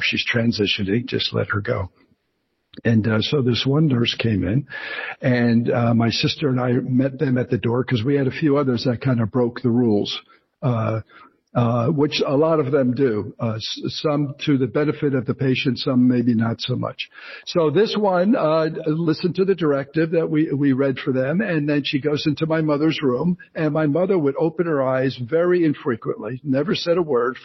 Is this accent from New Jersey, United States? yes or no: yes; Ridgewood, New Jersey, United States; moved away as an adult; also born or lived in France; I grew up in New Jersey, in Ridgewood, New Jersey